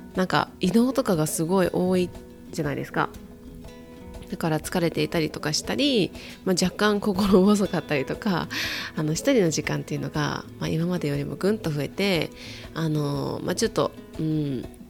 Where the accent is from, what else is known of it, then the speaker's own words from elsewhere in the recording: Kyoto, Japan; moved away as an adult; also born or lived in United States; now in Hawaii, United States; 私はね京都の育ちなので海にあんまり行ったことがなくてあとはアメリカでも内陸の方が多かった